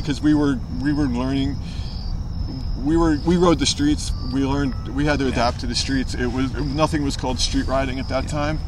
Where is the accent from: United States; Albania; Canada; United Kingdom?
United States; New York City, New York; also born or lived in Long Island; We're from we're from Brooklyn.